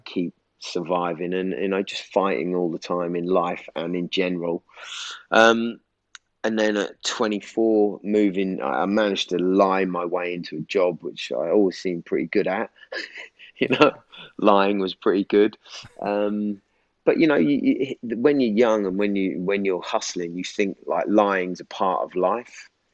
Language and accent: English; Norwich, East of England, United Kingdom; moved away as an adult; now in London, United Kingdom; So I was born in Norwich, but six months old, I moved back to London because my parents were both London, um, and we lived there for six years, and then we moved to back to Norwich till I was 24